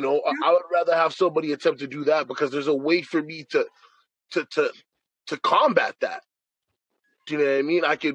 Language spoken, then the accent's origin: English; Canada; I'm Canadian, we're Canadian